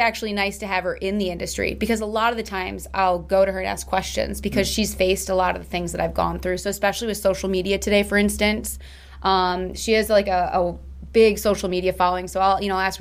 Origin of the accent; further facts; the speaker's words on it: Chicago, Illinois, United States; I'm from Chicago